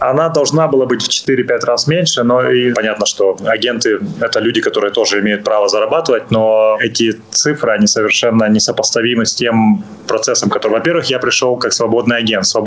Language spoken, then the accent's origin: Russian; Netherlands; also born or lived in Ukraine; Хоть я понимаю, родился в Украине, родился в Советском Союзе, но вот сознательную часть сознательной жизни я провел в Нидерландах